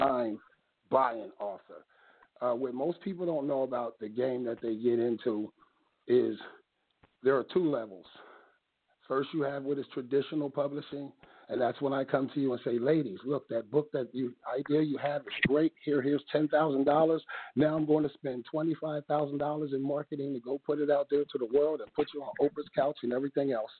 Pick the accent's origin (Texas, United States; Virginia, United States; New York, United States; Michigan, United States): New York, United States; New York City; moved away; also born or lived in New Jersey; I'm originally from Brooklyn, Crown Heights, President Street